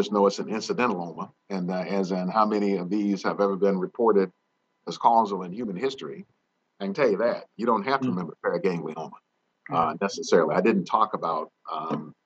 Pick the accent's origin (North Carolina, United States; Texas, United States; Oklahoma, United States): North Carolina, United States; moved away; where I grew up in Annapolis, North Carolina